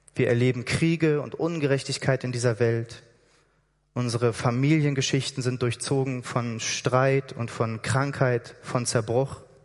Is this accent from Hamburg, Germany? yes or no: yes; Hamburg, Germany; moved away as an adult; also born or lived in Berlin; now in Switzerland; Ich komme aus Hamburg eigentlich